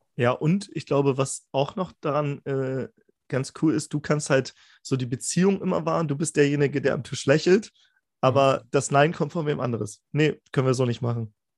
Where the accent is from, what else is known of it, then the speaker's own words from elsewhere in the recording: Germany; Aus Deutschland